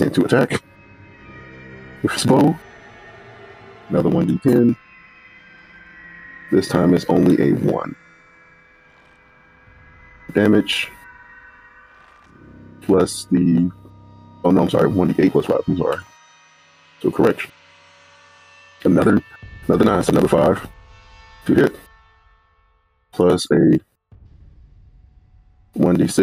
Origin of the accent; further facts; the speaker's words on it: the South, United States; I'm black. I'm from the South